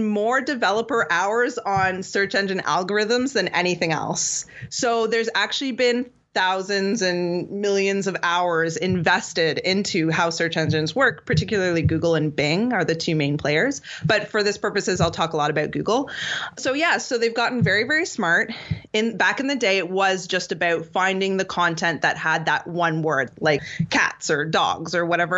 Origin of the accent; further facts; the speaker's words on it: Toronto, Ontario, Canada; I'm from Toronto